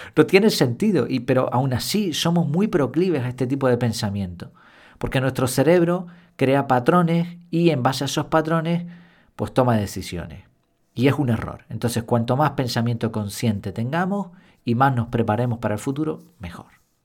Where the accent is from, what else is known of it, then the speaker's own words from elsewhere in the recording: Spain; yo como español